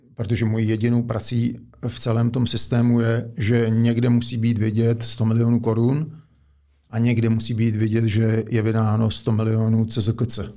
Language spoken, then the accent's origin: Czech; Czechia; z podstaty jsem Čech